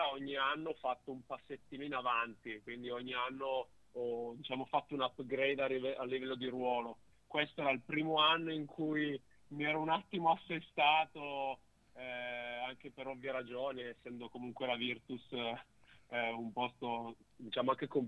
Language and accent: Italian; Turin, Piedmont, Italy; eh, nell'ottica di un ritorno tra virgolette a casa, visto che io sono piemontese.